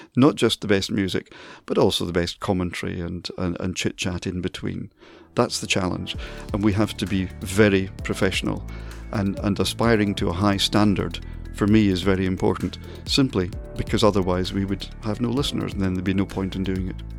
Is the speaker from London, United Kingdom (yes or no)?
no; Dundee, Scotland, United Kingdom; moved away as an adult; now in Manchester, United Kingdom; Dundee, my hometown